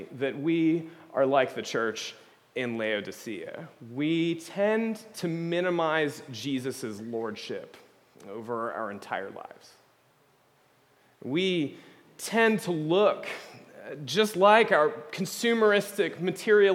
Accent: United States; as American evangelicals

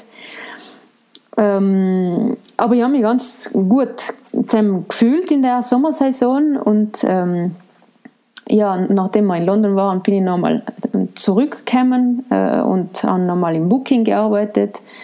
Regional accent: Ortisei, Trentino-Alto Adige, Italy; also born or lived in Bolzano / Florence; ich bin eine Ladinerin. Ich bin aus St. Ulrich im Grödnertal

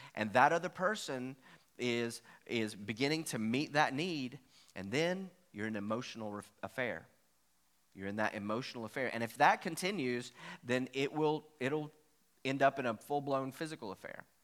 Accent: Virginia, United States; I'm from Virginia, so that's the way we used to talk

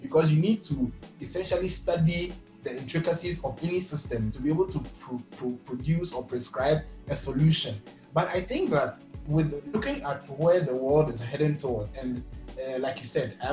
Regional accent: Ghana

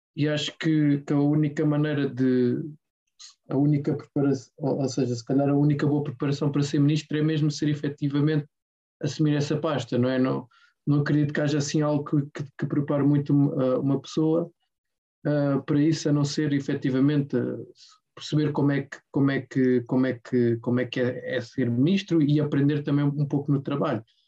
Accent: Portugal; eu, como português

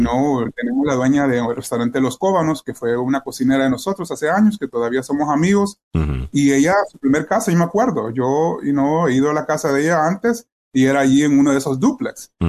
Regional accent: El Salvador; now in Wheaton, United States; yo soy salvadoreño

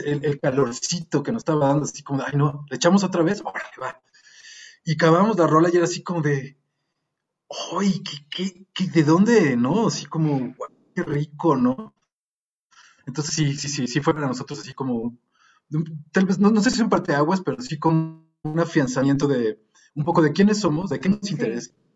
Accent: Mexico; como mexicanos, como músicos

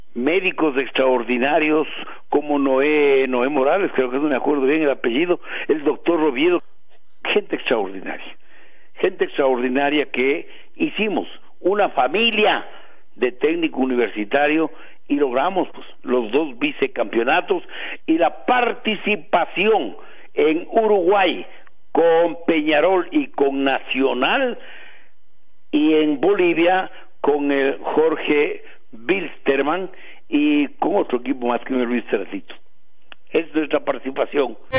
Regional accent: Tungurahua, Ecuador; nuestra provincia de Tunguragua

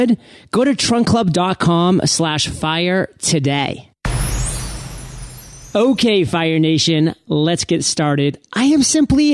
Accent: Maine, United States; born and raised in Maine

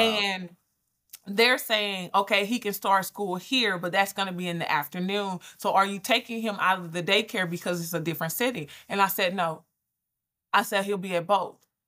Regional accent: Albany, Georgia, United States; I'm from Albany. So I'm from Georgia

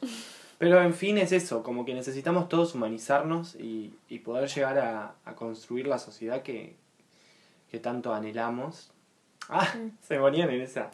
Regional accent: Uruguay; nacimos acá, nacimos

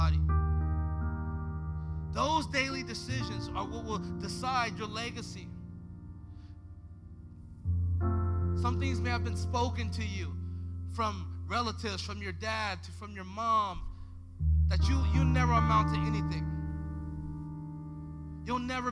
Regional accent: Los Angeles, California, United States; I was a young black kid growing up in South Central LA in the early 90s

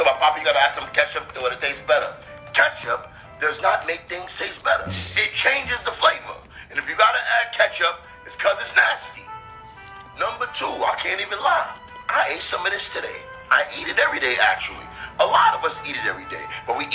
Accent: New York City, New York, United States; I'm from Brooklyn.

